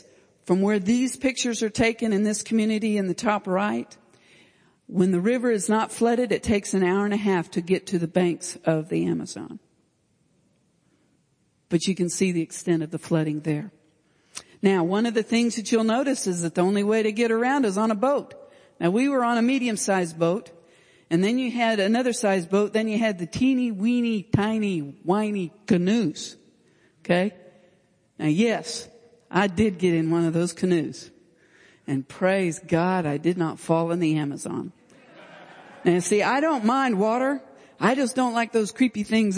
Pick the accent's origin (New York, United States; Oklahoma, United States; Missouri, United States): Oklahoma, United States; Stillwater; I'm from Stillwater, America.